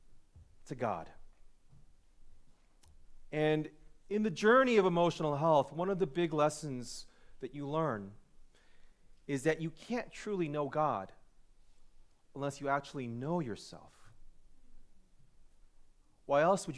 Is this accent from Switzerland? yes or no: no; Chicago, Illinois, United States; moved away as an adult; also born or lived in Glenview, Illinois / Wilmette, Illinois / Evanston, Illinois; now in Los Angeles, United States; I grew up in Chicago, in the city, and then when I was about fourth grade, moved to the burbs, spent my life Glenview, Wilmette, that area